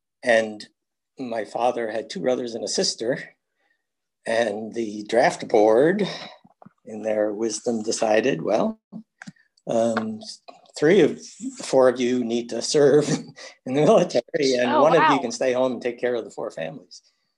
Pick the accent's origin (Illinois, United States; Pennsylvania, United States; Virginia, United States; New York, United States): New York, United States; Bayport; We grew up in Bayport